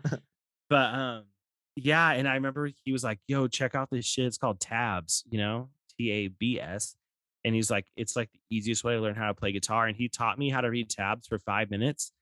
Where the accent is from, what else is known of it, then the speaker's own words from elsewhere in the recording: Stockton, California, United States; also born or lived in Lodi, California; I was born and raised in Stockton, but moved to Lodi when I was pretty young. You know, like to go to like middle school